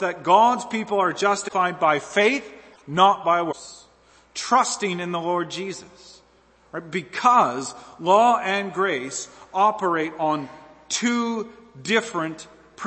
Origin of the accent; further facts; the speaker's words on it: American Southeast, United States; I'm from the Southeast, right? The American Southeast.